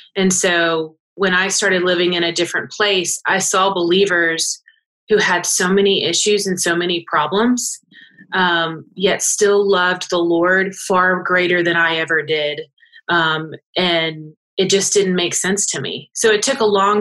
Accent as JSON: {"language": "English", "town": "Lawrenceville", "region": "Georgia", "country": "United States", "tie": "born or raised there", "moved": "as an adult", "said": "I'm in Gwinnett County and I grew up in Lawrenceville"}